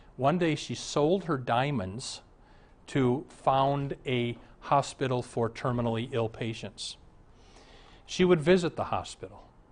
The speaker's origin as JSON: {"language": "English", "town": "Omaha", "region": "Nebraska", "country": "United States", "tie": "born or raised there", "said": "I was raised in Omaha, and my dad was rather an important man in Omaha"}